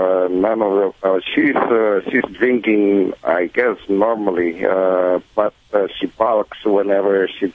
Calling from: Los Angeles, California, United States; I'm calling from Reseda, North Hills, actually.

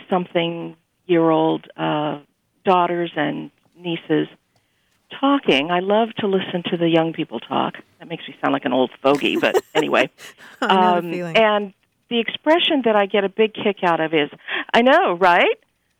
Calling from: Pasadena, California, United States

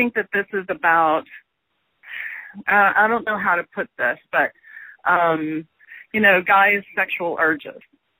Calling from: Houston, Texas, United States; I'm calling from Houston, Texas

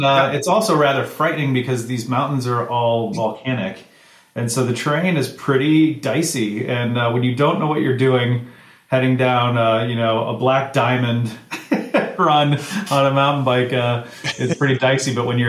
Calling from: Bend, Oregon, United States; I am in Bend, Oregon.

